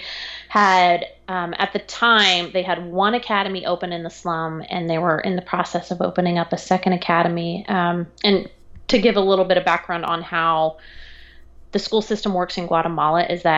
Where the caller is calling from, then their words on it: Raleigh, North Carolina, United States; I am in Raleigh, North Carolina.